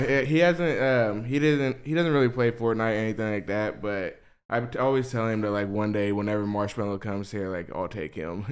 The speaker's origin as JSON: {"language": "English", "town": "West Memphis", "region": "Arkansas", "country": "United States", "said": "I'm from West Memphis, Arkansas"}